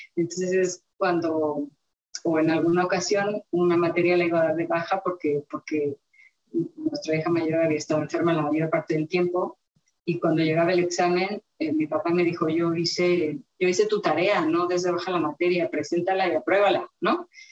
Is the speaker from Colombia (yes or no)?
no; Mexico City, Mexico; yo nací en la Ciudad de México